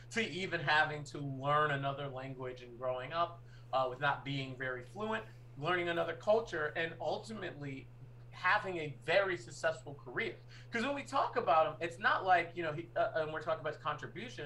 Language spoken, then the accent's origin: English; Boston, Massachusetts, United States; moved away; also born or lived in New York; I'm a Bostonian and a New Yorker